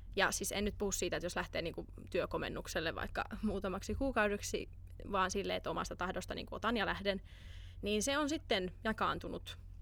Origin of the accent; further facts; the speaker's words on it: Finland; moved away; mun kotimaa, Suomi